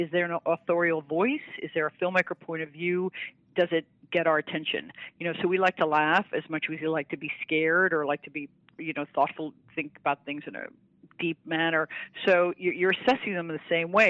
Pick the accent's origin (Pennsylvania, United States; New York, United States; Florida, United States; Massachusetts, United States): New York, United States; now in Austin, United States; I'm a New Yorker. I love New York.